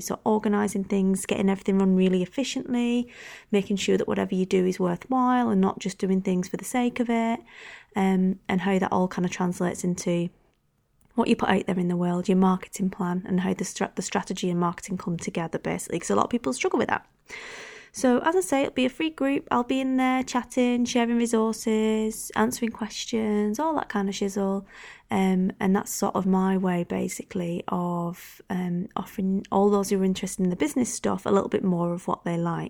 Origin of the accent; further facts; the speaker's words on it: United Kingdom; I'm so British now.